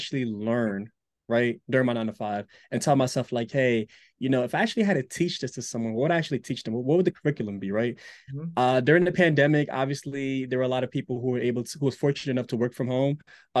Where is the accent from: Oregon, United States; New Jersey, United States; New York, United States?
New Jersey, United States; Newark; born there; I was born in Newark, lived outside of it.